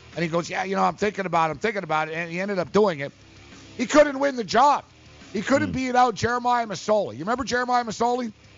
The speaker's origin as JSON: {"language": "English", "town": "Montreal", "region": "Quebec", "country": "Canada", "tie": "born or raised there", "said": "I was born in Montreal"}